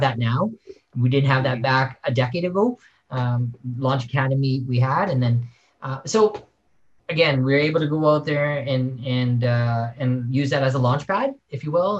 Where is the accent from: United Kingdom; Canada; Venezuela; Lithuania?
Canada; Saskatoon, Saskatchewan; I'm Canadian and, and, and, and very proud of it. I was born in probably the coldest place on earth is Saskatoon, Saskatchewan.